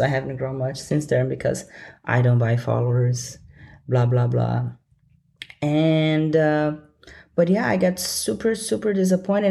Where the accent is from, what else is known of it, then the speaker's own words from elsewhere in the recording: Brasília, Federal District, Brazil; moved away; my hometown, Brasilia